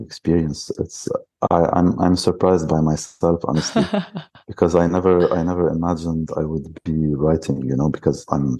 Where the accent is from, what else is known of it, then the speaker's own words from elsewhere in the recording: Lebanon; now in Jordan; I'm from Lebanon.